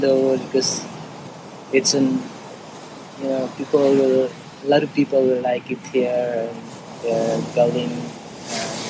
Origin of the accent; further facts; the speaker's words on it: Siargao, Surigao del Norte, Philippines; also born or lived in Manila; I was born in Junaruna as well. And yeah, totally my whole life. Grew up here in the island